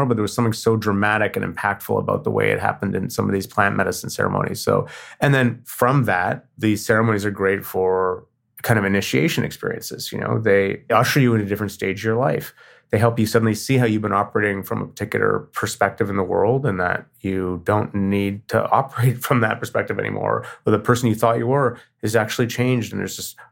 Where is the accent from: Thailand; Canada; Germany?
Canada; I'm Canadian.